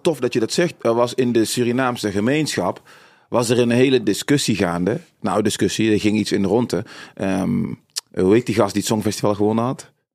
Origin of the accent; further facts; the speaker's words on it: North Brabant, Netherlands; ik kom uit Brabant, uit het zuiden, donkerjongen uit Brabant